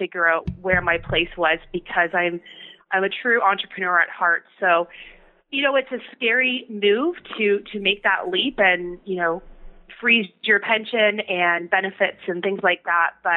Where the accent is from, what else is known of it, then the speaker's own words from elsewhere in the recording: Ontario, Canada; also born or lived in Victoria, British Columbia; I'm from Ontario, so I moved back